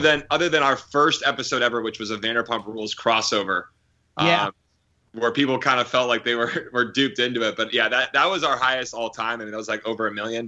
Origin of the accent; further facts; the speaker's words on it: Pennsylvania, United States; also born or lived in Syracuse, New York / Los Angeles; now in New York City, United States; I'm from Pennsylvania